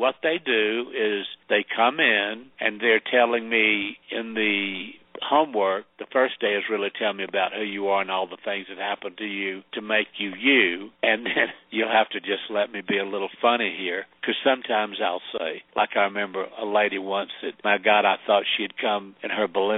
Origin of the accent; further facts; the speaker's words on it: the South, United States; also born or lived in Sedona, Arizona; I'm from the South